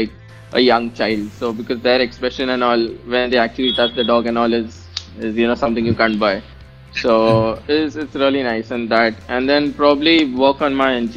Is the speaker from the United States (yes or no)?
no; India; I'm an Indian